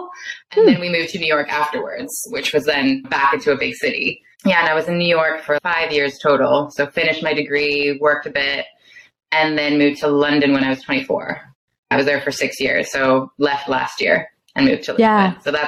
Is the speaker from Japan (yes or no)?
yes; Japan; first language Danish; English is a second language; also born or lived in Denmark; I was born in Denmark to Danish parents, and then when I was 5, my dad was offered a job in Japan. And so we moved to Japan, was dropped into an international school, learned English there.